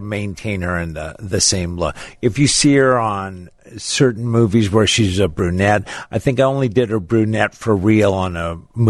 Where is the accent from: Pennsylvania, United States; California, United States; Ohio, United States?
California, United States; Los Angeles; Los Angeles, California.